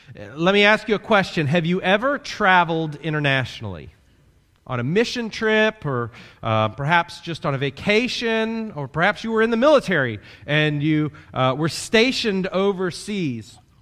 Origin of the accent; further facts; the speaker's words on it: Kansas City, Missouri, United States; moved away as an adult; now in Florida, United States; I'm a Midwesterner, born in the Midwest, in Kansas City. I lived there until I was eighteen